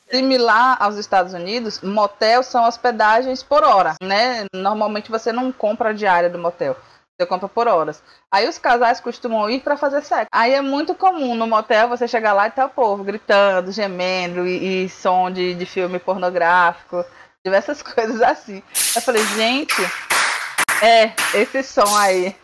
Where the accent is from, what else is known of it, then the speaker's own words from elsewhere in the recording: Salvador, Bahia, Brazil; eu não fui criado em Salvador, porque aqui em Salvador também tem muita calçada portuguesa